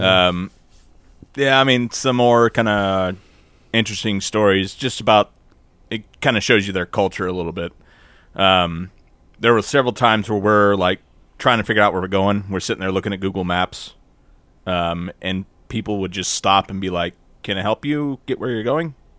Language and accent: English; United States; we're American